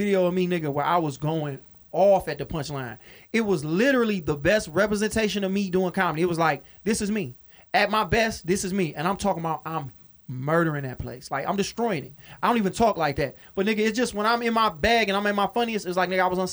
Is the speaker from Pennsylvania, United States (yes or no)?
no; Detroit, Michigan, United States; I'm a nigga from Detroit